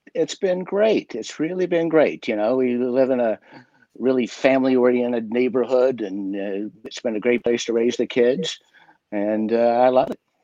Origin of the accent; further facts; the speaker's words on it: West Virginia, United States; growing up in West Virginia